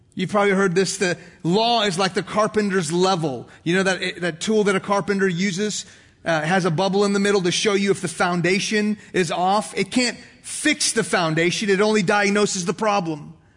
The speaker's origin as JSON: {"language": "English", "country": "United States", "also_born_or_lived": "Dallas, Texas", "said": "I am a Christian before I am an American"}